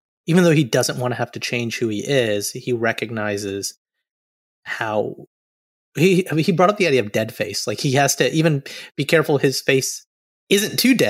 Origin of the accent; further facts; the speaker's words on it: Alabama, United States; an Indian-American boy who came from Alabama